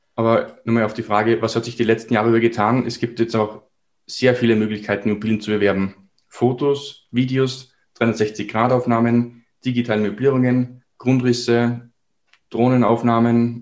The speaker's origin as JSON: {"language": "German", "region": "Salzburg", "country": "Austria", "said": "Ich komme aus Salzburg, somit aus Österreich"}